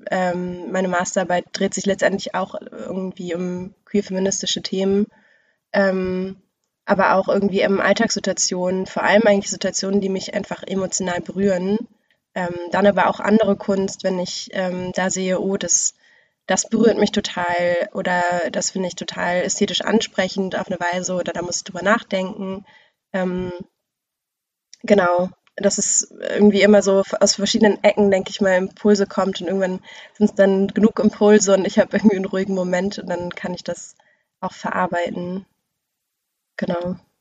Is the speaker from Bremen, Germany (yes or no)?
yes; Bremen, Germany; also born or lived in Braunschweig; ich komme aus Bremen, bin aber weggegangen nach Braunschweig, um da zu studieren und da war ich in so einer Schreibgruppe und als ich dann wieder zurück nach Bremen kam